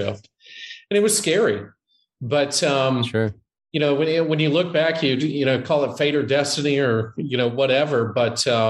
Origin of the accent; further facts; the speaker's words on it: Jacksonville, Florida, United States; now in Ponte Vedra, United States; I was born and raised in Jacksonville, Florida, which is Northeast Florida